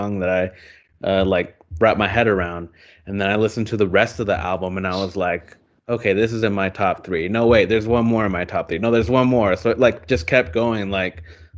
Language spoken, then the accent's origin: English; Eugene, Oregon, United States; Growing up in Eugene